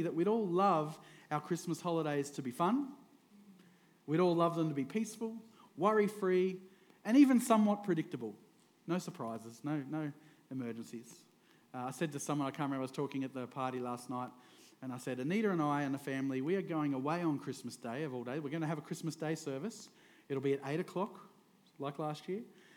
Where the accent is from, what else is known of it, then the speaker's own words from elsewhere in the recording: Queensland, Australia; also born or lived in Victoria, Australia; I moved up to Queensland when I was 9, and I've been in Queensland ever since